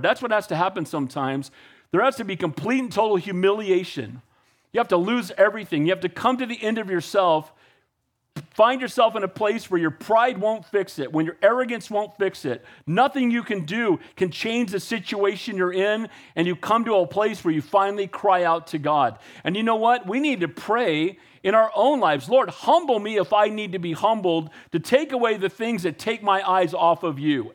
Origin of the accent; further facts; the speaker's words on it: United States; I love being an American. I'm as patriotic as they get